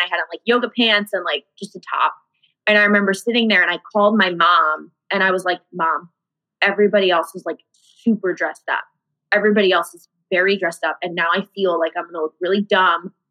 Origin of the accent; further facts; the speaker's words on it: Iowa, United States; moved away as an adult; now in Chicago, United States; I'm originally from Iowa. That's where my parents are still